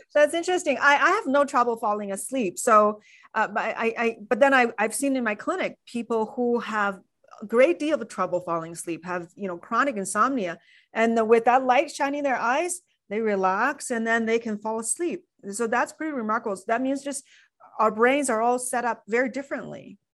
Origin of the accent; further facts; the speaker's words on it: China; moved away; when I was growing up in China